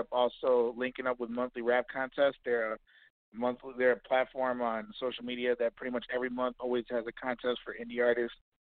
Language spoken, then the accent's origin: English; Kenosha, Wisconsin, United States; now in Chicago, United States; doing local talent shows in my hometown of Kenosha, Wisconsin.